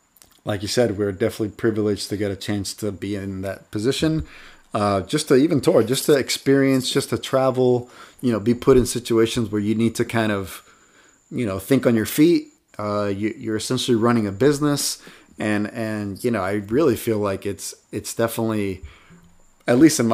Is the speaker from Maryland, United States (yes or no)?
no; Atlanta, Georgia, United States; We're like, "Hey man, we're from Atlanta, Georgia. Like we're really far from home.